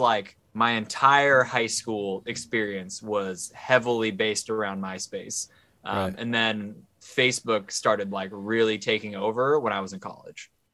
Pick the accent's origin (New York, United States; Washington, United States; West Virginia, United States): Washington, United States; Seattle; also born or lived in New Jersey; I was born in New Jersey, but my parents realized right. they were living in New Jersey, and so they moved they moved to Seattle when I was like one. That's so a, I've lived in Seattle my whole life.